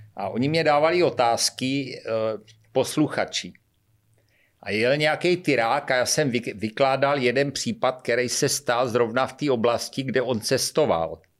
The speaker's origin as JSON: {"language": "Czech", "town": "Šlapanice", "region": "South Moravian Region", "country": "Czechia", "said": "já jsem ze Šlapaní, Cubrna Brna"}